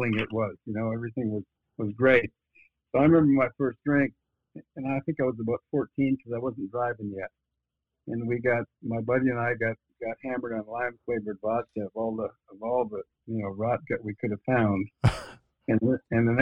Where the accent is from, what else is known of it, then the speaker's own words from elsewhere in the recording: northern Minnesota, United States; I grew up in a little town in northern Minnesota, just 6,000 people